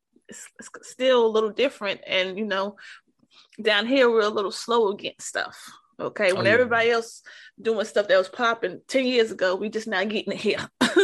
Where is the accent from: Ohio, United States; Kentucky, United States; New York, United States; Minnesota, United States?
New York, United States; New York City; growing up in New York, like, in the 80s and like, you know, early 90s and stuff, most everywhere I went, because I'm from originally from Harlem.